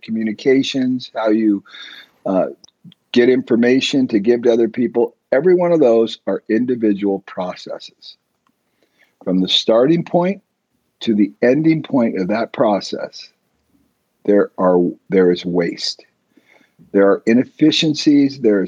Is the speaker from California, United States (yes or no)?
yes; San Diego, California, United States; I grew up in Southern California down in San Diego